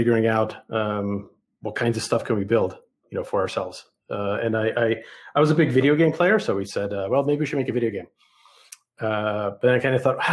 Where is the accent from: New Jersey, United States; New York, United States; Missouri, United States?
New York, United States; New York City; English is a second language; moved away as an adult; also born or lived in Soviet Union / Boston / San Francisco Bay Area; now in Bentonville, United States; I grew up in the Bronx, in New York City